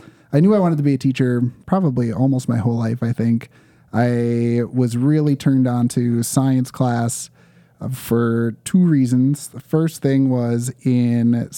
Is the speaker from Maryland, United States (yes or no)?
no; Champlin, Minnesota, United States; also born or lived in Osseo, Minnesota / Winona, Minnesota; I grew up in Champlin, so actually I moved a whopping 10 minutes away to Osseo, where I live now